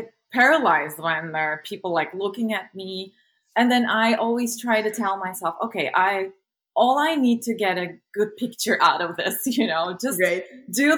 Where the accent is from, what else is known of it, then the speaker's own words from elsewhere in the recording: a small city in southwest Turkey, Turkey; moved away as an adult; now in United States; I'm originally from Turkey. Born and raised in a small city in southwest Turkey, and I just moved to the States to do my PhD